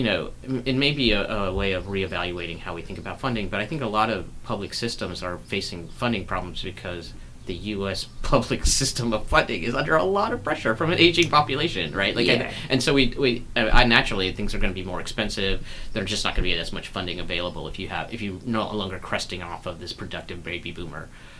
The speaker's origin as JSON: {"language": "English", "region": "North Carolina", "country": "United States", "tie": "born or raised there", "said": "I grew up in North Carolina"}